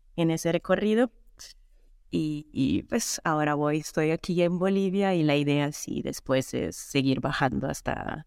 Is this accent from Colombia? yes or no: no; Italy; Spanish is a second language; moved away as an adult; also born or lived in Canada; Yo soy italiana y viajera full time desde 2018